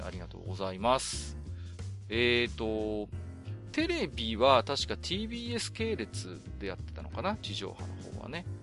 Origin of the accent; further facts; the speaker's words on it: Iwate, Japan; 私も岩手の人間ですので